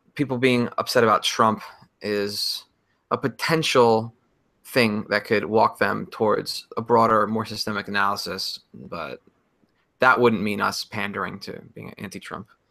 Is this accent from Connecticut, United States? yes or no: yes; Connecticut, United States; moved away; I'm from Connecticut.